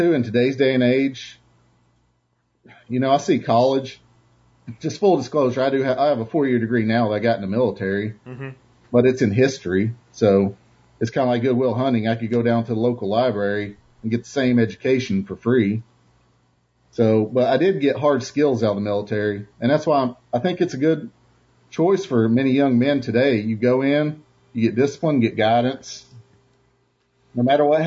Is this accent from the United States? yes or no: yes; East Tennessee, United States; moved away as an adult; I grew up in East Tennessee in a very small town, less than 1,000 people, didn't even have a red light